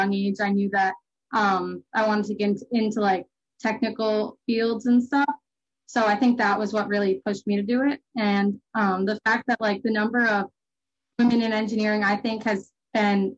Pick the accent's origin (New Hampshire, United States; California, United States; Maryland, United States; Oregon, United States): New Hampshire, United States; Milford; I'm from Milford, New Hampshire